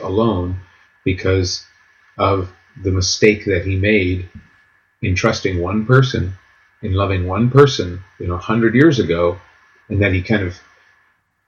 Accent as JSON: {"language": "English", "country": "United States", "said": "as an American"}